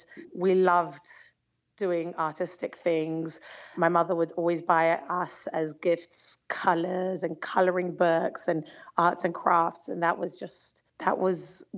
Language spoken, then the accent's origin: English; London, United Kingdom; moved away as an adult; also born or lived in Israel; now in Antwerp, Belgium; I grew up in London, England, which is a pretty large Jewish community